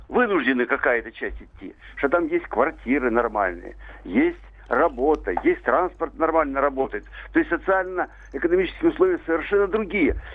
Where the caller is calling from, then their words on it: Moscow Oblast, Russia; Я из Подмосковья